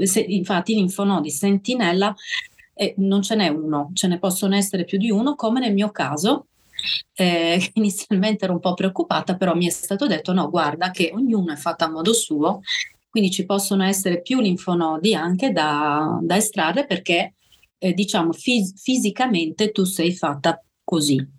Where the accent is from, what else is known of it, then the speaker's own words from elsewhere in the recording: Sardinia, Italy; now in Bolzano, Italy; le mie origini sono sarde, sono, sono sarda.